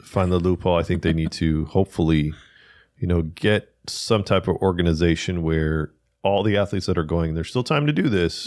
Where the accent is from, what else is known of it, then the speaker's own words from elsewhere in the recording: Pasadena, California, United States; now in Rancho Cucamonga, United States; I'm from Pasadena